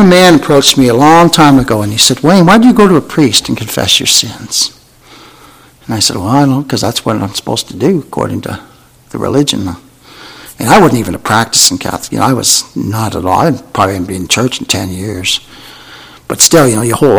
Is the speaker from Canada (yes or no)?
yes; Canada; I'm Canadian.